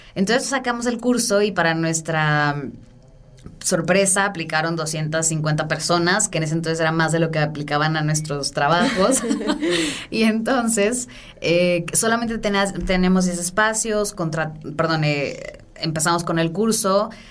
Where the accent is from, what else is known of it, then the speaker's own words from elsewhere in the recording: Guadalajara, Jalisco, Mexico; also born or lived in San Francisco; yo soy de Guadalajara